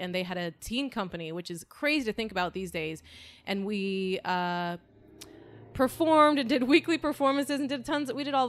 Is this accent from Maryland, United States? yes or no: no; Walnut, California, United States; I'm from Walnut, California.